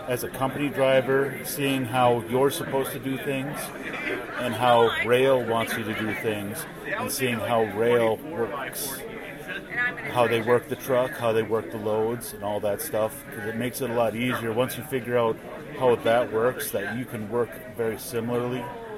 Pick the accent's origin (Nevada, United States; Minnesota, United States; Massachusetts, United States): Minnesota, United States; now in St. Louis area, United States; I'm originally from Minnesota, but I live just south of St. Louis now